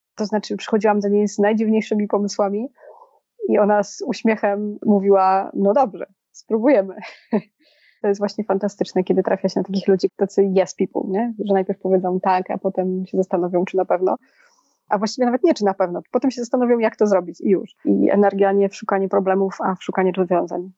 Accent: Poland; now in Warsaw, Poland; ja się wychowałam w mieście 20-tysięcznym, a sama jestem w Warszawie

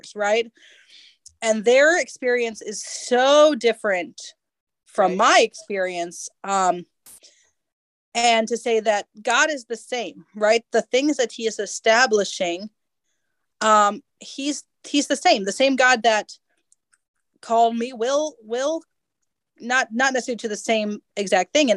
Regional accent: United States; I'm an American and a millennial

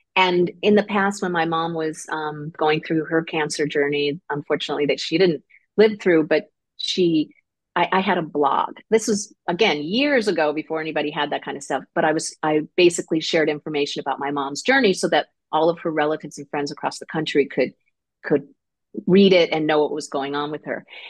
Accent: Connecticut, United States; moved away as an adult; also born or lived in Seal Beach; now in Long Beach, United States; I grew up in Connecticut, so I'm an East Coast person.

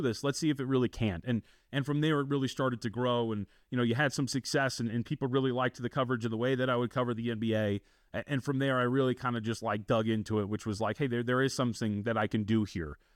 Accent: Las Vegas, Nevada, United States; also born or lived in Santa Ana, California / Texas; I grew up out here in Las Vegas

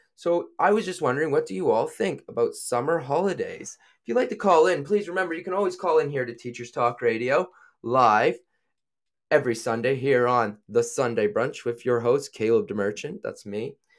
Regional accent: New Brunswick, Canada; moved away as an adult; now in United Kingdom; I am from Canada. I'm from a little province called New Brunswick

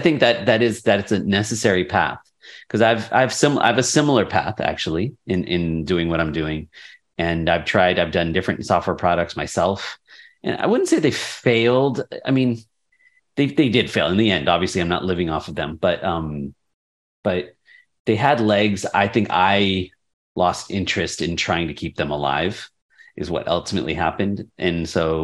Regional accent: San Diego, California, United States; also born or lived in Irvine, California; I grew up in San Diego

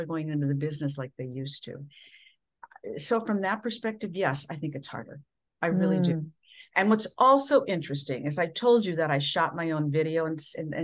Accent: Minnesota, United States; accent: Midwestern; moved away as an adult

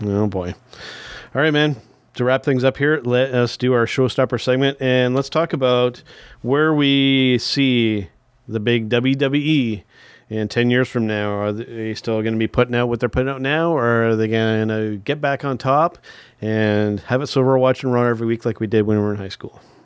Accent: Canada; As a Canadian

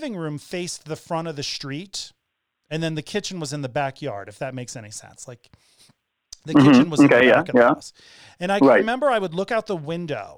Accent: Hartford, Connecticut, United States; also born or lived in Florida / Bay Area, California; now in Denver, United States; I was born in St. Francis Hospital in Hartford, Connecticut at like 11 in the morning on November 10th, 48 years ago

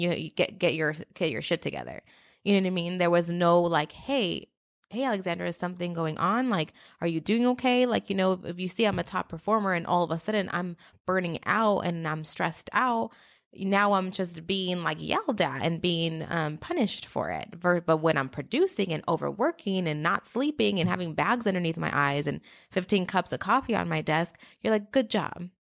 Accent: Mexico; moved away; I'm from Mexico

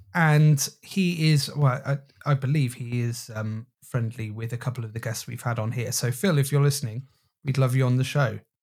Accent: Thornbury, South West England, United Kingdom; that shop is based on a shop from my hometown, uh, called Riddiford's in Thornbury

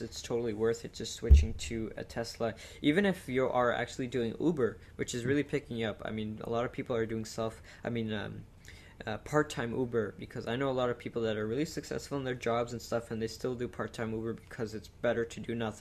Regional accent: Quebec, Canada; they're in Quebec, my hometown

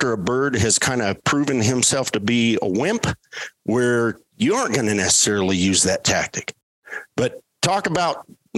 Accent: Colorado, United States; I grew up here in Colorado

